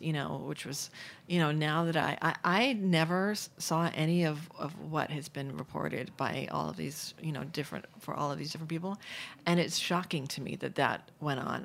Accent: New York City, New York, United States; also born or lived in London; I grew up in Manhattan

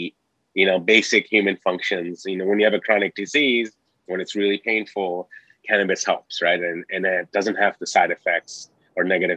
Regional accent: New York City, New York, United States; also born or lived in Bangladesh; So I'm originally from Bangladesh. I migrated to Queens, New York when I was 10 years old

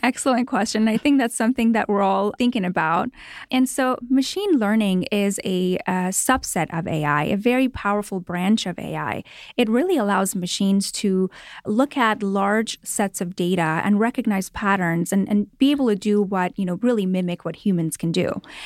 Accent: Toronto, Ontario, Canada; moved away as an adult; now in Los Angeles, United States; I grew up in Toronto, Canada, and moved here about eleven years ago to Los Angeles

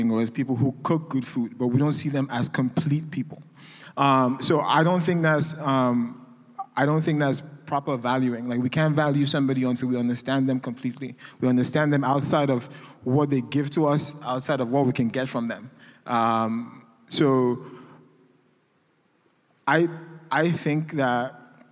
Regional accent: Nigeria; moved away as an adult; now in United States; I'm an immigrant. I'm Nigerian.

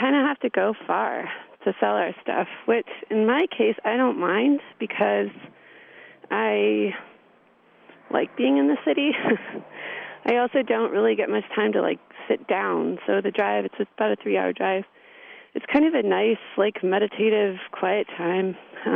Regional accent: California, United States; moved away as an adult; also born or lived in Milwaukee, Wisconsin; now in Wisconsin, United States; I'm from California, and I initially was brought to Wisconsin via the film department at the University of Wisconsin in Milwaukee

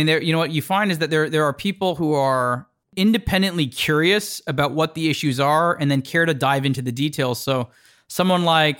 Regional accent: Toronto, Ontario, Canada; now in New York, United States; So when I saw New York, it just felt like the world was a lot bigger than the world I grew up in Toronto.

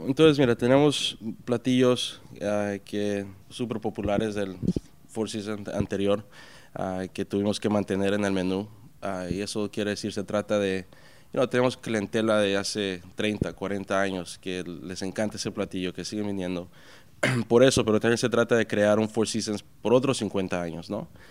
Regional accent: Puerto Peñasco, Sonora, Mexico; now in New York, United States; me crié en Puerto Peñasco, México, que es en ah, en el mar de Cortés.

